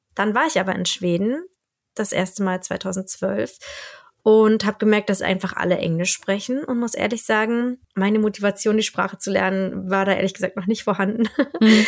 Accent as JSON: {"language": "German", "country": "Germany", "accent": "German", "moved": "as an adult", "lives_now": "Sweden", "said": "ich habe halt einen schrecklichen deutschen Akzent, den ich auch nicht loskriege"}